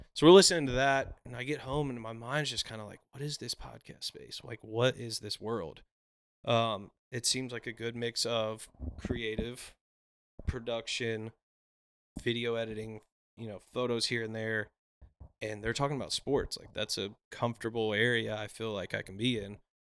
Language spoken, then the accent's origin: English; Brentwood, Tennessee, United States; born or raised there; also born or lived in Nashville, Tennessee / Mount Juliet, Tennessee / Hendersonville, Tennessee